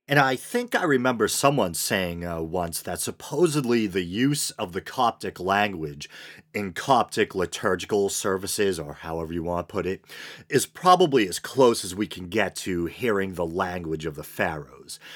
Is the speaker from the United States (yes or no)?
yes; Massachusetts, United States; my home state, Massachusetts